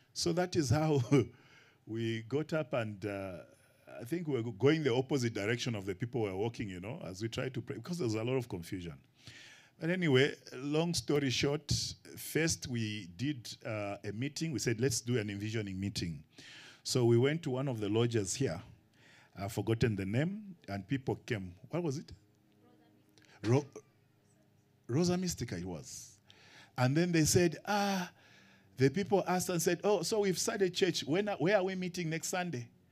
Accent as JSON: {"language": "English", "country": "Kenya", "moved": "as an adult", "lives_now": "Zambia", "said": "Kenya is my first home and then Zambia my second. I'm a missionary from Kenya to Zambia"}